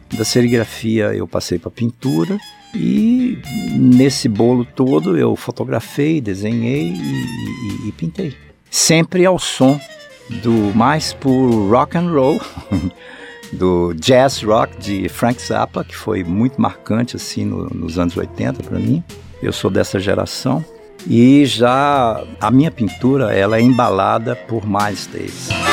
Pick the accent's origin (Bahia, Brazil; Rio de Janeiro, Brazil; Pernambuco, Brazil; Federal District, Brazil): Federal District, Brazil; Brasília; a minha família veio para cá, eu, eu tinha oito anos de idade. E eu cresci em Brasília